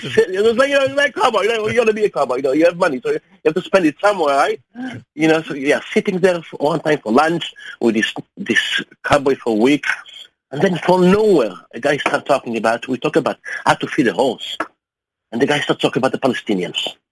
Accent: Germany; also born or lived in United States; I present myself as a German journalist, because I am such also, uh, I don't tell them I'm Jewish. I don't tell them I'm also an American. And with my accent

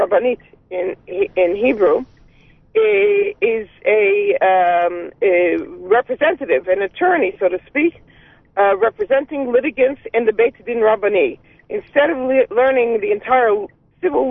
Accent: New York City, New York, United States; moved away as an adult; now in Jerusalem, Israel; I grew up in Brooklyn with a father who had actually lived in Israel for 20 years

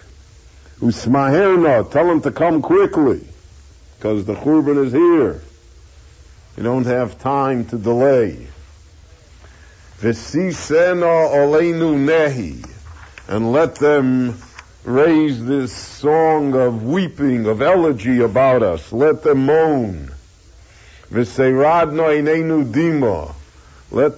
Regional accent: United States; we all feel we're American. We're all citizens, and we're, you know, we're Americans.

